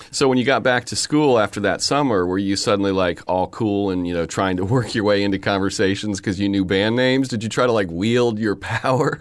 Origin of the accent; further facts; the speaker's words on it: Kansas City, Missouri, United States; also born or lived in Warrensburg, Missouri; I was born in a small town in Missouri, but then I grew up in Kansas City